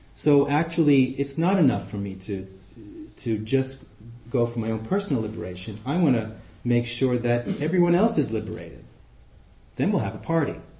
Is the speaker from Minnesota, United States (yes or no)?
no; New York City, New York, United States; accent: Queens; also born or lived in Amsterdam, Netherlands; now in Oakland, United States; i grew up in Flushing, Queens